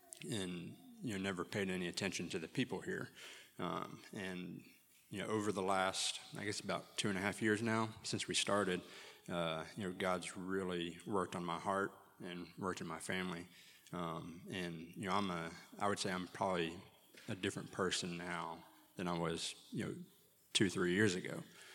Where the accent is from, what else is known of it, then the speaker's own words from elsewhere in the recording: Carter County, Tennessee, United States; I grew up in church in Carter County